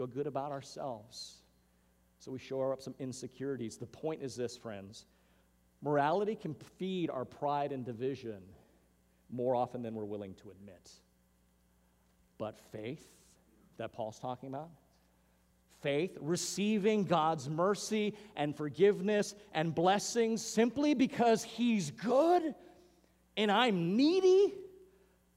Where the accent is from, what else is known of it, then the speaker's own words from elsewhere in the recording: Hawaiian Islands, United States; moved away; Growing up in the Hawaiian Islands